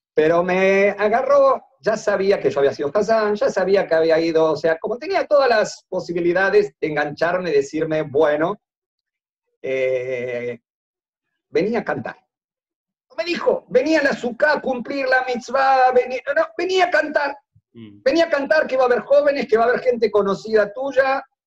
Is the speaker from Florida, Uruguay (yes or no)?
no; Montevideo, Uruguay; primero soy uruguayo, nacido en Montevideo